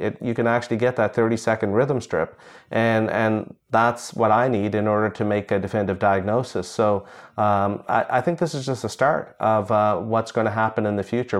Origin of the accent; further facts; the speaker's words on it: India; moved away; I was born in India